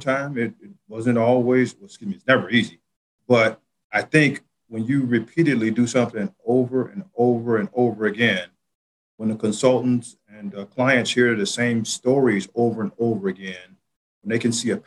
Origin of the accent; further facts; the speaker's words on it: Chicago, Illinois, United States; being from Chicago, and I didn't mention that, but I'm a native Chicagoan